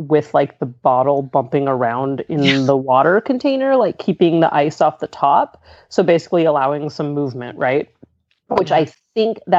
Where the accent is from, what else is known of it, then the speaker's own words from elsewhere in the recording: Southern California, United States; moved away as an adult; now in Pittsburgh, United States; I'm originally from Southern California.